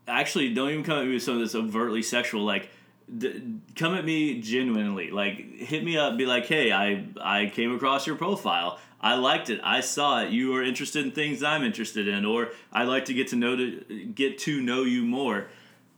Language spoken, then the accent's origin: English; United States; I am the American